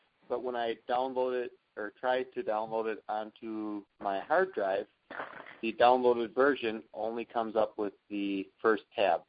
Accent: Wisconsin, United States; from Wisconsin.

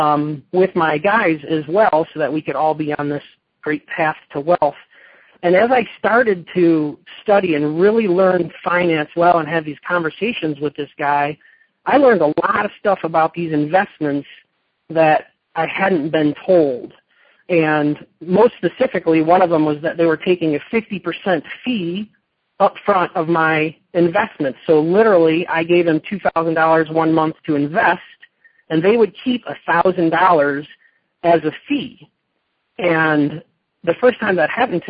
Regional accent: Michigan, United States; moved away as an adult; now in Las Vegas, United States; I'm originally from Michigan. I grew up playing hockey, and I was a carpenter there. I lived there until I was 22 years old

